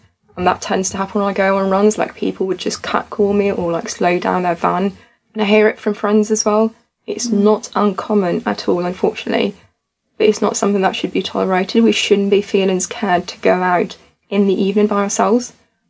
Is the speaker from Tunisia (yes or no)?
yes; Tunisia; moved away as an adult; now in United Kingdom; I'm originally from Africa, to be exact, in Tunisia. And I've moved to the UK when I was 20 years old.